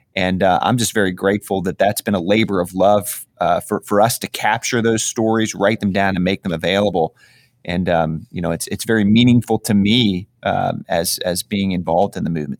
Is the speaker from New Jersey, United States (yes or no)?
no; Atlanta, Georgia, United States; my hometown of Atlanta